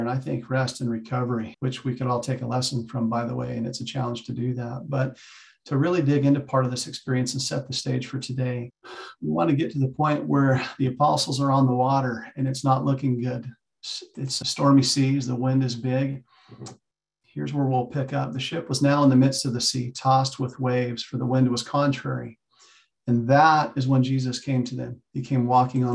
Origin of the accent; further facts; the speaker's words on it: Arizona, United States; moved away as an adult; also born or lived in Kingman, Arizona / Idaho; now in Utah, United States; I'm an Arizona kid, grew up, born and raised. I live in Utah now